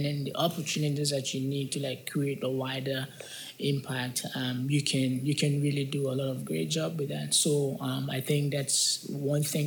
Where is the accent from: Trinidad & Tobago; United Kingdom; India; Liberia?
Liberia; I'm from Liberia